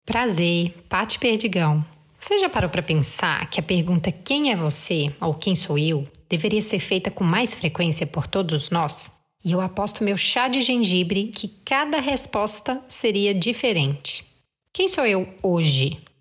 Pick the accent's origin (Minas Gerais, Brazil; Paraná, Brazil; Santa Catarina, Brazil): Minas Gerais, Brazil; eu sou mineira